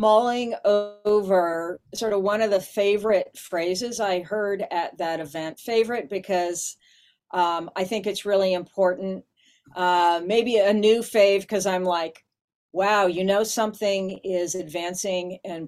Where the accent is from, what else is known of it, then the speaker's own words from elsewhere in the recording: Washington, United States; this is my home state, you know, so I know something about Spokane